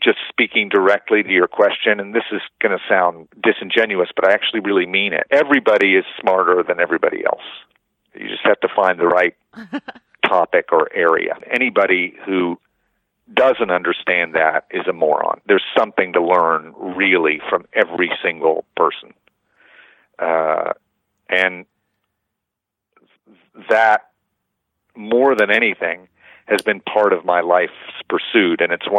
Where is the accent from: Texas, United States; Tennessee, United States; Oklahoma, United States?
Oklahoma, United States; But since I have this name, and I'm from Oklahoma, and I play these roles, I hear a lot of anti-Semitism because nobody fucking thinks I'm Jewish.